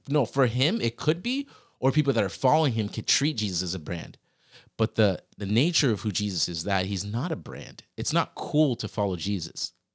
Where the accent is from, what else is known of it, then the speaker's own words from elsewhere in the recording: Virginia, United States; I grew up in Virginia